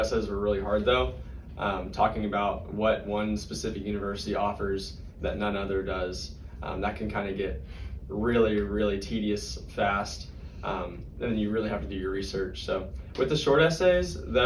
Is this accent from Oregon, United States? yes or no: no; College Station, Texas, United States; Growing up in College Station, you'd throw up the Giggum all the time